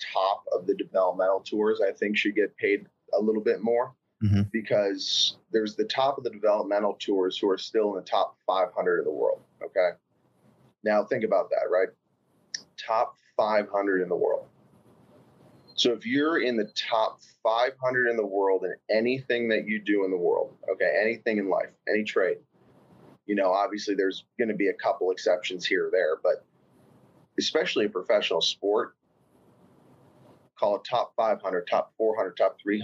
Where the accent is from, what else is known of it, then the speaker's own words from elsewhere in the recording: Northeast Pennsylvania, United States; I grew up in Northeast Pennsylvania